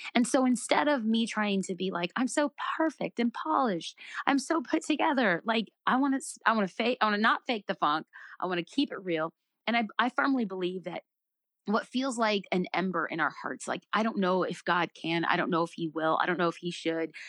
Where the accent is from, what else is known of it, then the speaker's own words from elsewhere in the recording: United States; I'm an American